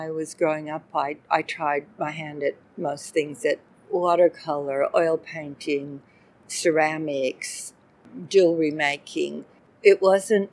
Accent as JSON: {"language": "English", "region": "Washington", "country": "United States", "tie": "born or raised there", "also_born_or_lived": "Minnesota / San Francisco / Adelaide / Perth", "moved": "as an adult", "lives_now": "Melbourne, Australia", "said": "I was born in Minnesota, but grew up in the state of Washington"}